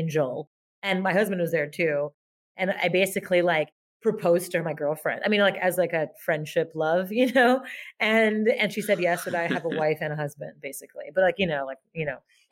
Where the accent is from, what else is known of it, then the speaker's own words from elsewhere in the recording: Montreal, Quebec, Canada; I grew up in French Montreal, like the Frenchest part of Montreal, Brossard.